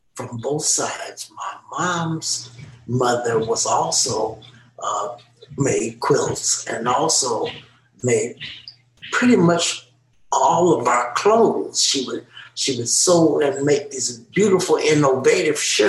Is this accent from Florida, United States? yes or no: no; Los Angeles, California, United States; I myself was born in Watts, and we lived in a little bitty small house in Watts